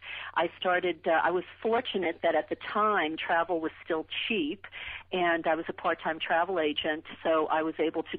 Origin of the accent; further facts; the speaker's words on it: New Orleans, Louisiana, United States; moved away; also born or lived in California; I grew up in New Orleans